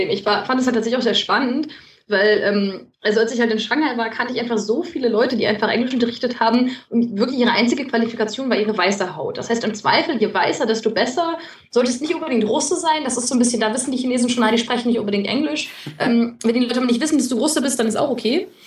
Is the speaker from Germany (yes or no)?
no; Netherlands; ich als Holländer, ich kenne Holländer und Türken